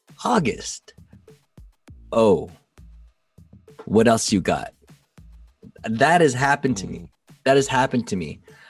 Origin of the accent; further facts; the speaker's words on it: Philippines; Even on a racial tip, for example, like I said, I'm Filipino.